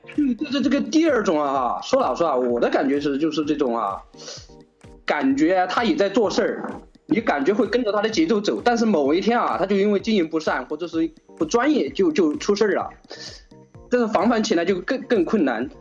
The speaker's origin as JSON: {"language": "Chinese", "country": "China", "said": "所以我们中国人很多"}